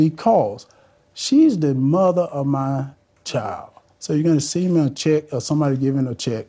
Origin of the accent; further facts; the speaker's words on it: Johnson County, Georgia, United States; This is from my hometown. This is from Johnson County